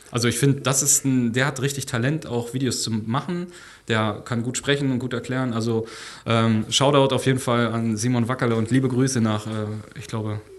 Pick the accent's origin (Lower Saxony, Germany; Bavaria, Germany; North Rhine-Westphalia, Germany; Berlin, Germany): Lower Saxony, Germany; Ja, ich komme aus Niedersachsen, also ist ein bisschen weiter weg dann